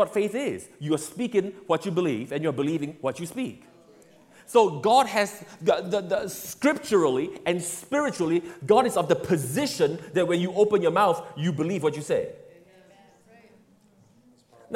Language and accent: English; Singapore; I grew up in Singapore